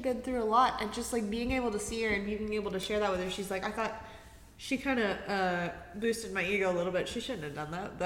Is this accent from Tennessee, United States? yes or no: yes; Chattanooga, Tennessee, United States; also born or lived in Dalton, Georgia; now in Knoxville, United States; I went to high school and, like, middle school in Chattanooga, but I was born in Dalton, Georgia. So when people ask me where I'm from, I say Chattanooga most of the time